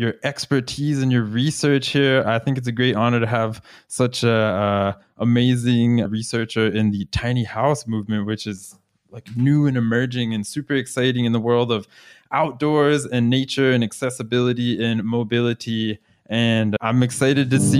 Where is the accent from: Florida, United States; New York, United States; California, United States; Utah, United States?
Florida, United States; my home state, actually, of Florida in the United States